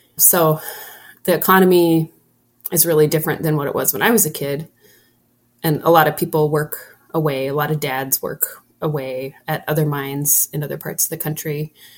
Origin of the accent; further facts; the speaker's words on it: Troy, Montana, United States; I'm born and raised in Troy